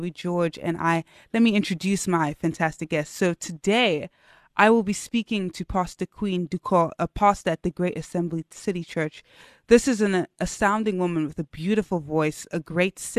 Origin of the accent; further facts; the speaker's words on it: Lagos, Nigeria; I'm also Nigerian, not from River State though, just Lagos.